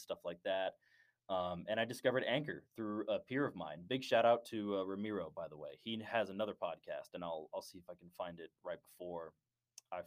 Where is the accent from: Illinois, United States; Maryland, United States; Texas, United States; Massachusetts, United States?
Texas, United States; Dallas; I am from Dallas, Texas. I'm from the far north area, like around the Plano-Richardson area